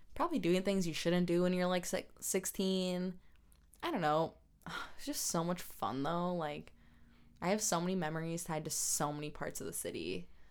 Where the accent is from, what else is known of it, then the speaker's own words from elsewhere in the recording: South Milwaukee, Wisconsin, United States; also born or lived in Cudahy, Wisconsin; I was born in Cudahy, which is where the hospital is, right next door to South Milwaukee. Raised in South Milwaukee